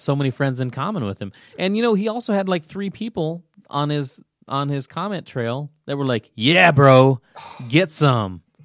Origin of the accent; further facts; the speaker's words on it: Nebraska, United States; I grew up in Nebraska